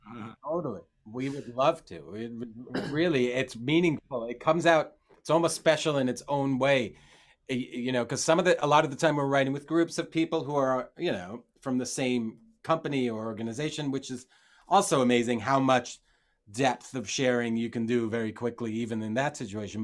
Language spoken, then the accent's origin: English; Israel; I grew up in Israel